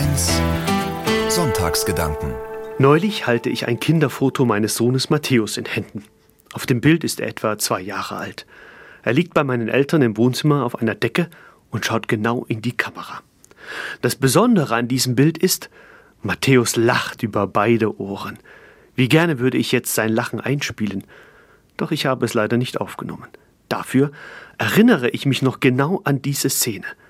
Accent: East Germany, Germany; also born or lived in Fulda; meine Kindheit in der DDR

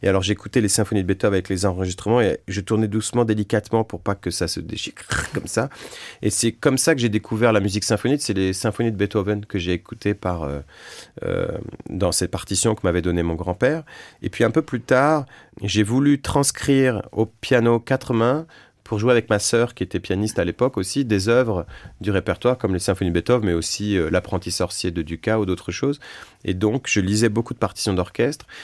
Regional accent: France; On avait chez nous, en France, une méthode qui s'appelle la méthode rose.

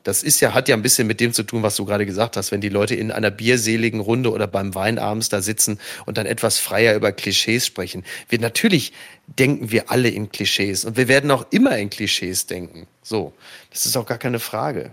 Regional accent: Ruhr area, North Rhine-Westphalia, Germany; ich komme aus dem Ruhrgebiet

